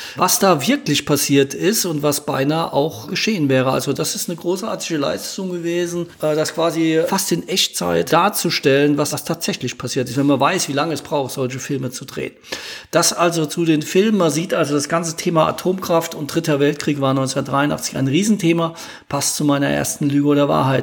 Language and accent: German; Ludwigshafen, Rhineland-Palatinate, Germany; meine Heimatstadt Ludwigshafen